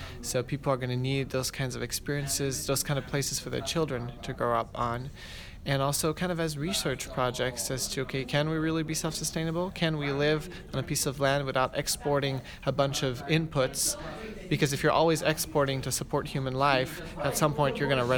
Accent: Oregon, United States; born or raised there; also born or lived in Quebec, Canada

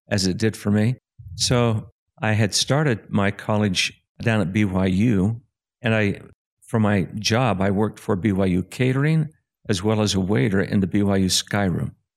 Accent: Springville, Utah, United States; I was born in Springville, Utah in nineteen fifty-two to a very strong fa-, church family

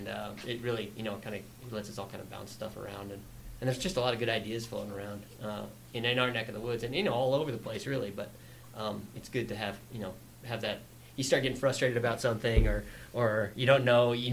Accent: Colorado Springs and Denver, United States; also born or lived in Fort Collins, Colorado; I grew up kind of in Colorado Springs in Denver

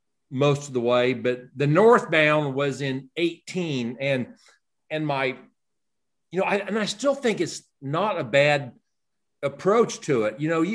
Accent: Kansas, United States; I'm from Kansas

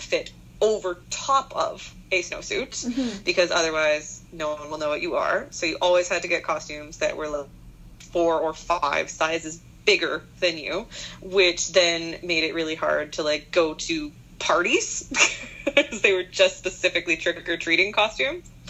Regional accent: Winnipeg, Manitoba, Canada; growing up in Winnipeg, you're guaranteed, absolutely 100% guaranteed, it will snow on Halloween

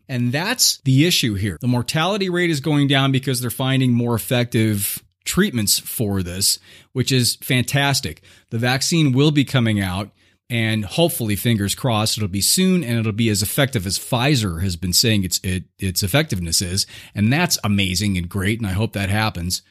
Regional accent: Southern California, United States; I was growing up in Southern California in like the 70s

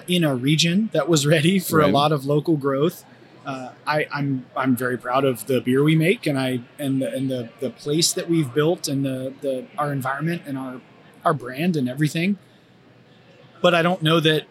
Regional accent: Raleigh-Durham area, North Carolina, United States; now in Cincinnati, United States; I'm from the Raleigh-Durham area in North Carolina

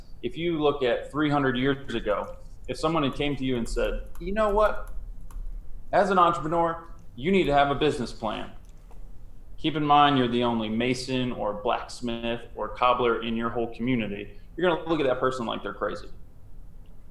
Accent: Howard County, Maryland, United States; a little blue-eyed, brown-haired boy growing up in Howard County, Maryland.

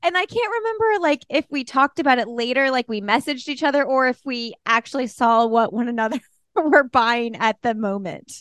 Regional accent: Bloomington, Indiana, United States; moved away; Bloomington, Indiana, my hometown

